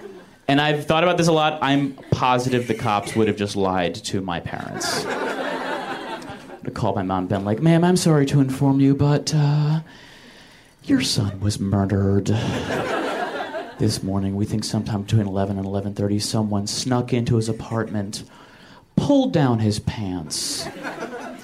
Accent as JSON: {"language": "English", "region": "Michigan", "country": "United States", "tie": "born or raised there", "moved": "as an adult", "lives_now": "Los Angeles, United States", "said": "my 22 years in Michigan"}